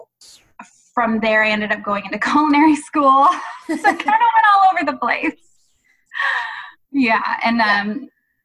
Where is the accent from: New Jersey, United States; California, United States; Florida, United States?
California, United States; Santa Barbara; I grew up in Southern California, in Santa Barbara, so at the beach all the time